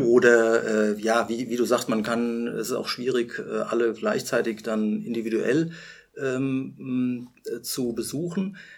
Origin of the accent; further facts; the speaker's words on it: Rhenish Hesse, Rhineland-Palatinate, Germany; ich bin zwar hier in Rheinhessen aufgewachsen, stamme aber mütterlicherseits und im Grunde genommen auch väterlicherseits ähm, aus der Pfalz